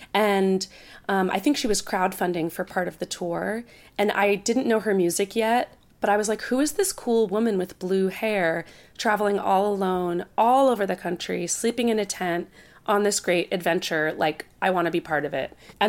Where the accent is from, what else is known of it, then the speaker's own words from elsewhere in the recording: Princeton, New Jersey, United States; Princeton, New Jersey for college, which is incidentally my hometown.